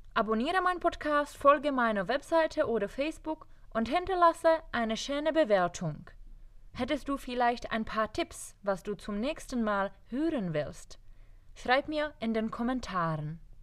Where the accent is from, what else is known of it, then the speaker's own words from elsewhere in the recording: Czechia; German is a second language; moved away as an adult; also born or lived in Pilsen, Czech Republic / Germany / Nepal; Ich bin in einer kleinen Stadt namens Gebrak in Böhmen geboren